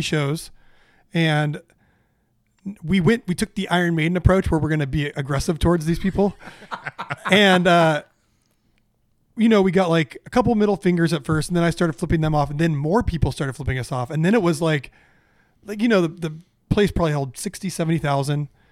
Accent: Orange County, California, United States; I grew up in a in Orange County with a with a middle class family

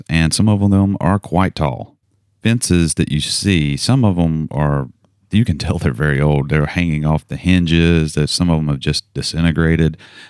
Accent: North Carolina, United States; We come from North Carolina. They have them there. We have them down here.

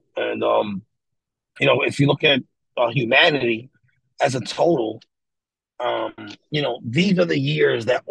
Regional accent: New York City, New York, United States; moved away as an adult; now in Pennsylvania, United States; me and my mom, like, we're from the Bronx.

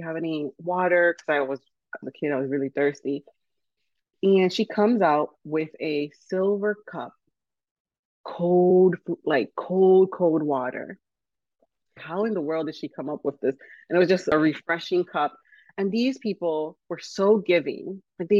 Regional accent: New York, United States; born there; now in Miami, United States; So I'm first generation, and I was born in New York, holla, New York. But I moved down to Miami. We moved as a family. We moved down to Miami.

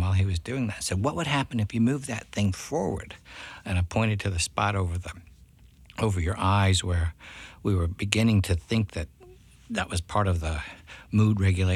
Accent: Columbia, South Carolina, United States; now in Charleston, United States; it's back to my hometown now

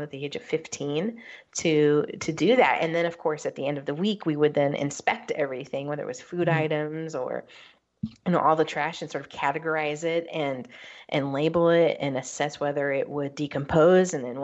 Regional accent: West Coast, United States; I grew up on the West Coast

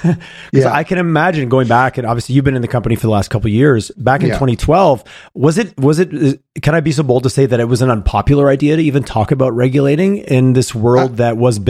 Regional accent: Montreal, Quebec, Canada; now in Western Canada; I grew up in Montreal and the damp and the wet in the winter is a different thing than here out west for sure.

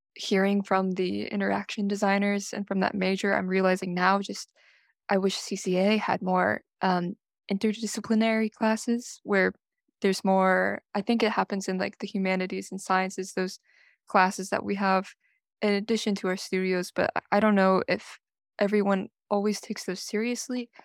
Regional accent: Carmel, California, United States; My hometown is uh, Carmel, California, not too far off from here

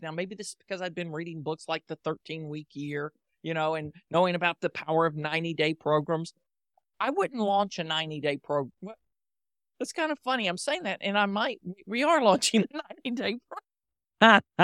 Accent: the South, United States; I grew up in the South and I was taught to say please and thank you as part of good manners.

